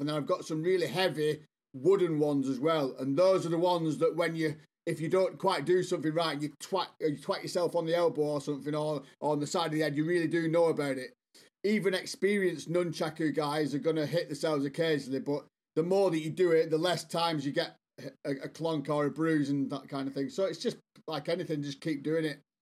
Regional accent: Bolton, North West England, United Kingdom; moved away as an adult; now in South West England, United Kingdom; I'm from England, as you can probably guess. Uh, I'm actually originally from the northwest, a town called Bolton.

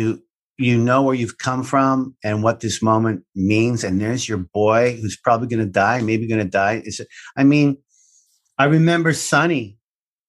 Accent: Canada; I'm Canadian

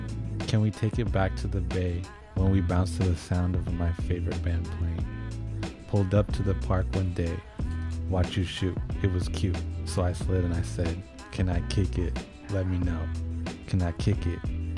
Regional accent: West Coast, United States; we're from the West Coast.

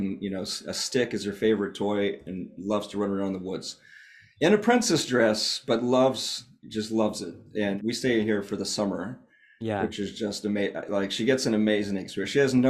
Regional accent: Southeast, United States; also born or lived in Seattle; now in Vermont, United States; I grew up in the Southeast where we have all sorts of huge venomous spiders and all sorts of other things, snakes especially.

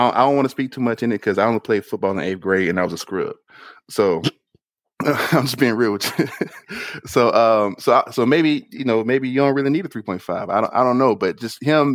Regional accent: Augusta, Georgia, United States; I'm from Augusta, and most of the high schools are majority black

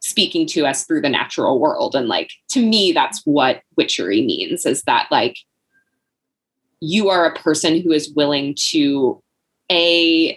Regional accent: the South, United States; going through school and growing up in the South

